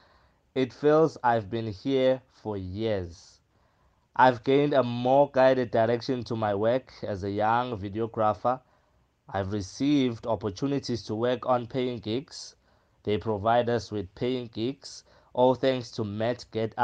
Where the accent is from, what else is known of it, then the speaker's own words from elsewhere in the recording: Nhlazatshe, Mpumalanga, South Africa; Born and raised in Mpumalanga and a small town called Nhlazatshe